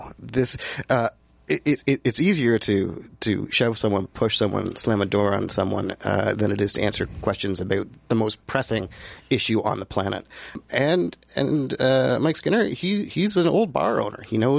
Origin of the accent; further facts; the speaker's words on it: Canada; we look at Canada, and you know, we elected Rob Ford. We elected Doug Ford.